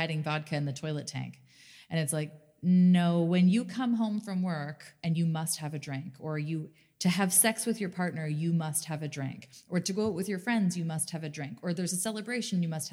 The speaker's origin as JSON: {"language": "English", "country": "Canada", "tie": "born or raised there", "said": "growing up in Canada"}